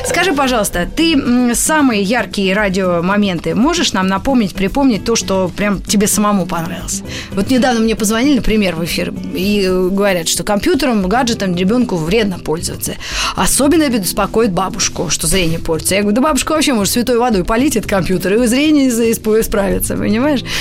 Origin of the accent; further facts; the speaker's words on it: Moscow, Russia; я была в Москве, там и родилась